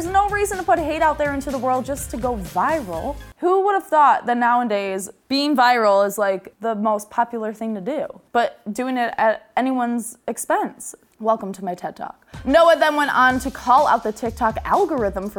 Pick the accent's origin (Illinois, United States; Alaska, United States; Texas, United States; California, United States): Illinois, United States; Chicago; accent: Chicago; my like Chicago accent